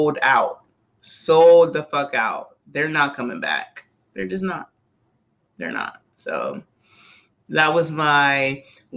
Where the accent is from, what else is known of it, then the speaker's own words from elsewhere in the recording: Charleston, South Carolina, United States; because we're both from Charleston